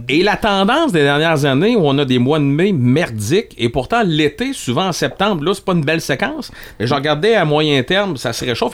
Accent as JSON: {"language": "French", "town": "Rivière-du-Loup", "region": "Quebec", "country": "Canada", "said": "je viens de Rivière-du-Loup"}